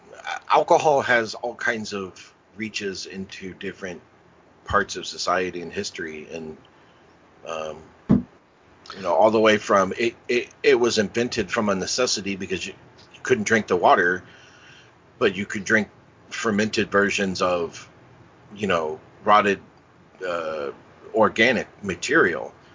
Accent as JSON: {"language": "English", "town": "Indianapolis", "region": "Indiana", "country": "United States", "tie": "born or raised there", "moved": "yes", "lives_now": "Cincinnati, United States", "said": "I grew up in Indianapolis"}